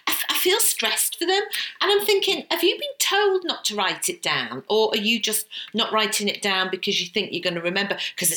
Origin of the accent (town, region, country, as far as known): England, United Kingdom